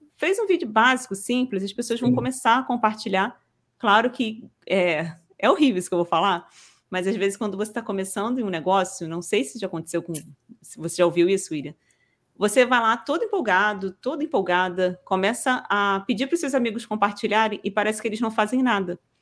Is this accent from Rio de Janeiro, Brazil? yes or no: yes; Rio de Janeiro, Brazil; sou carioca aqui do Rio